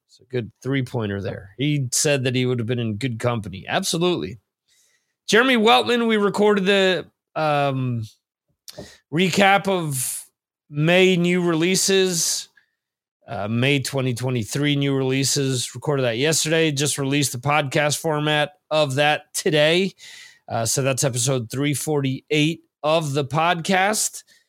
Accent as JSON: {"language": "English", "region": "New Jersey", "country": "United States", "tie": "born or raised there", "said": "growing up in New Jersey"}